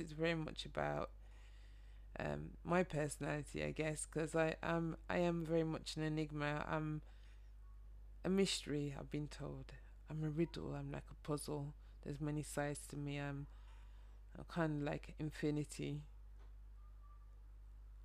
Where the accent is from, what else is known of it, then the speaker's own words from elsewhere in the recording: Birmingham, West Midlands, United Kingdom; moved away as an adult; now in London, United Kingdom; Some people can probably hear my accent, but I'm from Birmingham, a northern city just outside London, but I immigrated here 11 years ago